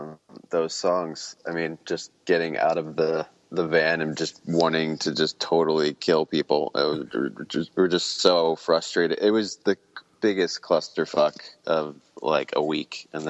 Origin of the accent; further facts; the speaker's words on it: Pennsylvania, United States; also born or lived in Abington; I was born in Abington, Pennsylvania, and that's like, you know, right outside of, Philly and kind of like bordering on the suburbs area.